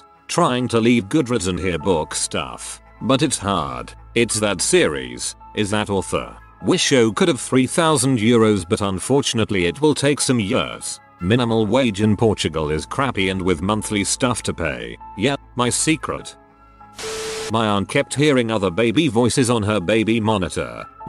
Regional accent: Maryland, United States; I grew up in Maryland.

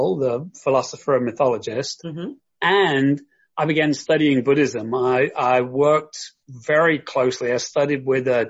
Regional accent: London, United Kingdom; moved away; also born or lived in Kent; I'm originally from the south of England. I grew up in and around London. So I was born in London, raised in London.

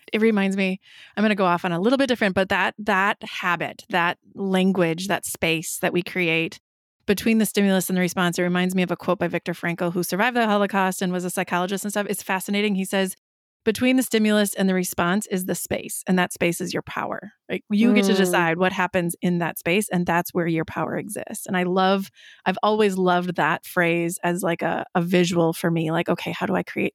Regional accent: Wisconsin, United States; I am a Midwesterner, a fellow Wisconsinite.

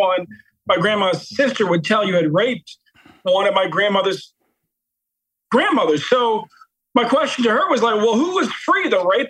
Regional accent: Baltimore, Maryland, United States

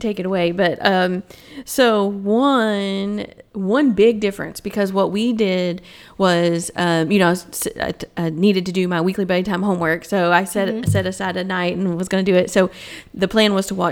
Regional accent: Tennessee, United States; moved away as an adult; also born or lived in Knoxville, Tennessee; now in Illinois, United States; we're from Tennessee

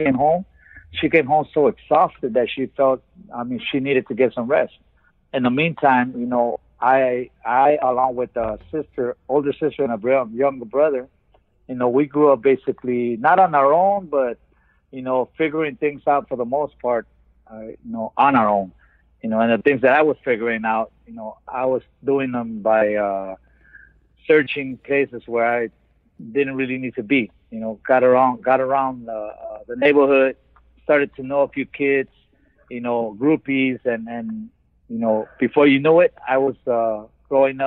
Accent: Los Angeles, California, United States; also born or lived in Tijuana, Baja California, Mexico; However, I migrated to California when I was about 10 years old. Grew up in South Central Los Angeles

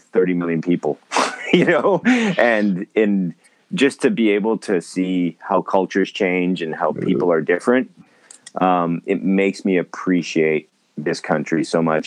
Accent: Winnipeg, Manitoba, Canada; also born or lived in Vancouver, Canada; now in Japan; I'm originally from Winnipeg, Manitoba

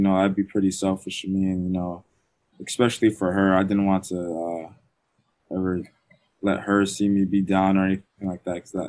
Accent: Orlando, Florida, United States; I grew up in Florida. My mom was born in Jamaica

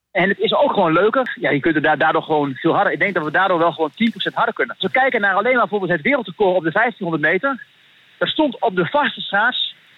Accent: Netherlands; ik kom uit Nederland

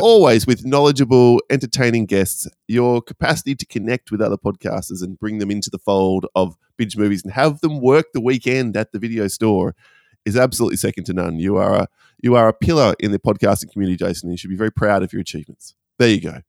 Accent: Perth, Western Australia, Australia; my hometown of Perth

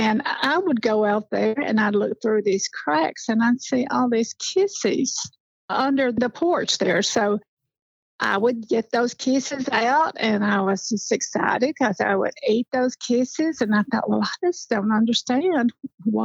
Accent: Blanche, Tennessee, United States; also born or lived in Birmingham, Alabama; I was raised in Blanche, Tennessee, just a little community.

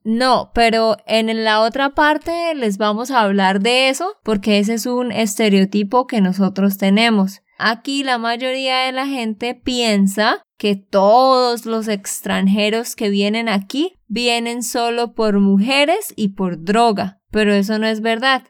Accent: Santander, Colombia; de Santander, Colombia

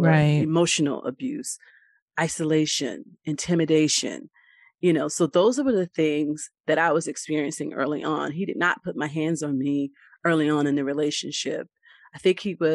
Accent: Raleigh, North Carolina, United States; also born or lived in New Bern, North Carolina / Pollocksville, North Carolina; I am from Raleigh, but I have roots in Eastern North Carolina, New Bern, Pollocksville.

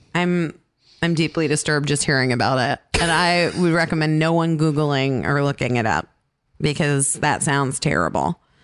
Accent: Scottsdale, Arizona, United States; moved away; I grew up in Scottsdale, Arizona

